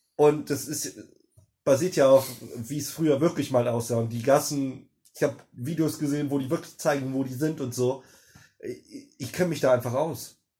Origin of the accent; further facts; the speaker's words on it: Germany; wo ich aufgewachsen bin. In Grüten.